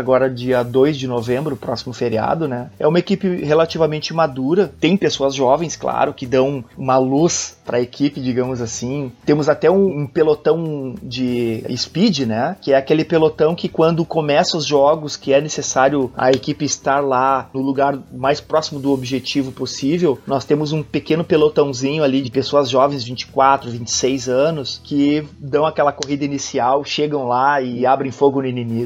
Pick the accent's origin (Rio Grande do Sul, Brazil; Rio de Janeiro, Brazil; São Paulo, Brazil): Rio Grande do Sul, Brazil; Arroio dos Ratos; now in Porto Alegre, Brazil; moro em Porto Alegre, nasci em Arroio dos Ratos